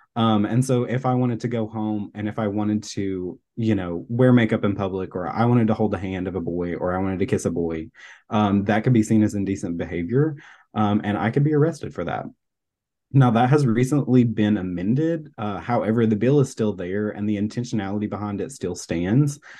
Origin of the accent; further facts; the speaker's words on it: Tennessee, United States; now in Florida, United States; I'm originally from Tennessee